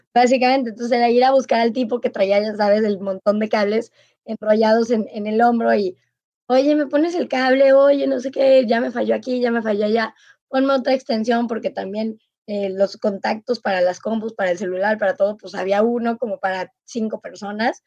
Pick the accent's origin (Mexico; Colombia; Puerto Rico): Mexico; como mexicana